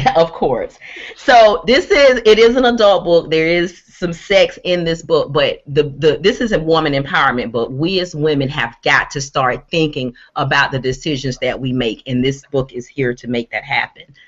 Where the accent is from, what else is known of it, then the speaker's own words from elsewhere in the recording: Waycross, Georgia, United States; my hometown, which is Waycross, Georgia